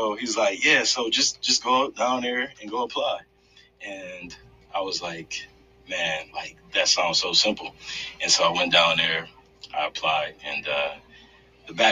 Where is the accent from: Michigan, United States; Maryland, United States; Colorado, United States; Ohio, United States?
Michigan, United States; Grand Rapids; Born and raised from Grand Rapids